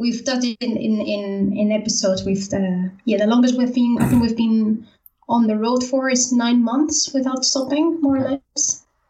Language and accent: English; Valencia, Valencian Community, Spain; moved away as an adult; also born or lived in Netherlands; I'm from Spain, so yeah, from, Spain. from, the East Coast, Valencia.